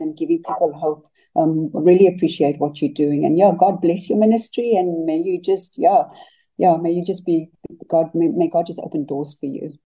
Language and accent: English; Cape Town, Western Cape, South Africa; I grew up in Mitchell's Plain in the Western Cape